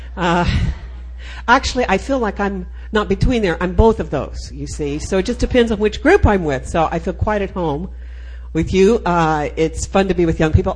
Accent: Austin, Texas, United States; I am a Texan. I'm from Austin, Texas

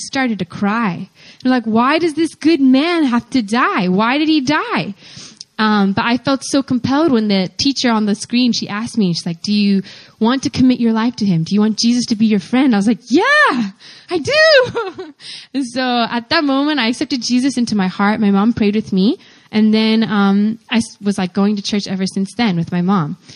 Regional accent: Pennsylvania, United States; also born or lived in Atlanta, Georgia, United States; I am from Pennsylvania in the United States, but I grew up in Atlanta, Georgia until I was 9 years old

